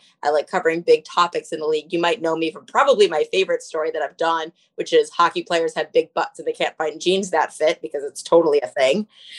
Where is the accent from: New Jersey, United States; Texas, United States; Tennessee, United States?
New Jersey, United States; I grew up in New Jersey.